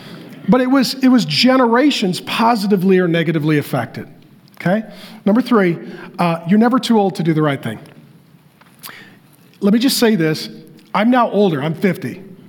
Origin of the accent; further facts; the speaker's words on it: Seattle, Washington, United States; also born or lived in North Dakota; now in Arizona, United States; And so I was born in North Dakota. My dad moved to Seattle for construction. He was a drywaller. So we moved. I moved my family to Arizona.